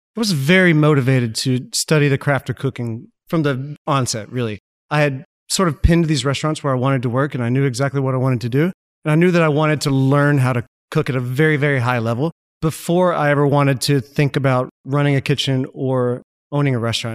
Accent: Malvern, Arkansas, United States; I grew up in Malvern, Arkansas

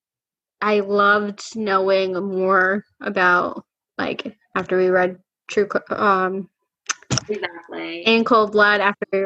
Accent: the South, United States; going to high school and, you know, halfway growing up in the South

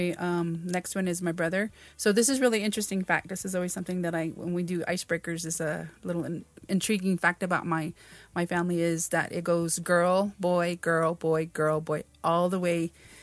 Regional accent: Mescalero, New Mexico, United States; I am 49 years old. I am from Mescalero. Of course, tribal enrolled member kind of thing.

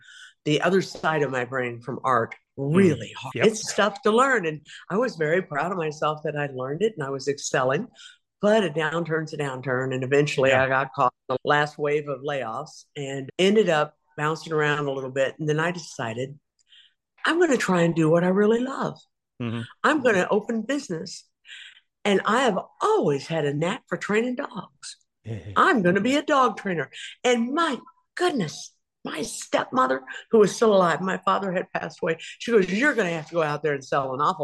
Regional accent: Topeka, Kansas, United States; moved away as an adult; also born or lived in Belle Plaine, Iowa / rural Arkansas / Minnesota; now in Texas, United States; we moved from rural Arkansas to Topeka, Kansas, okay, where I grew up. When I was about 8, we moved there

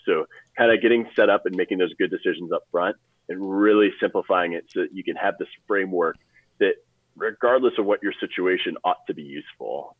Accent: St. Louis, Missouri, United States; I'm from St. Louis

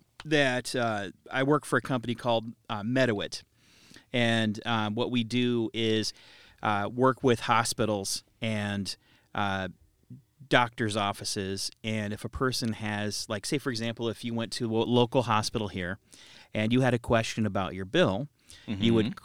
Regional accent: Cedar Rapids, Iowa, United States; I'm from Cedar Rapids.

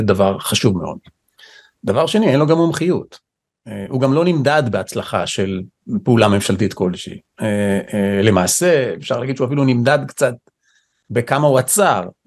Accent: Israel; נולדתי פה, גדלתי פה

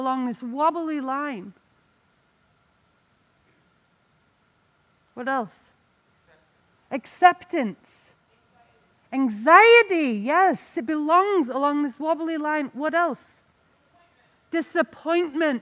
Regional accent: England, United Kingdom; now in United States; I'm English

